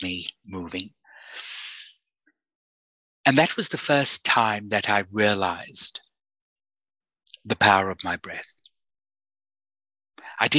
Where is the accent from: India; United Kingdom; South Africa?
South Africa; I was born in South Africa at the height of the apartheid system